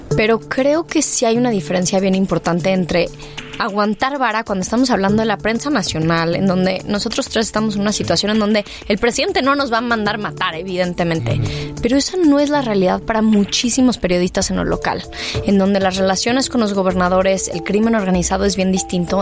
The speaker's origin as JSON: {"language": "Spanish", "country": "Mexico", "said": "somos muchos los mexicanos"}